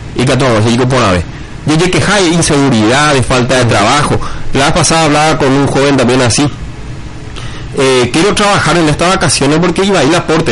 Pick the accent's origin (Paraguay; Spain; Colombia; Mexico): Paraguay; Altos, Cordillera; now in Arroyos y Esteros, Paraguay; vengo de la ciudad de Arroyo Estero, soy ciudadano arroyense, oriundo de Altos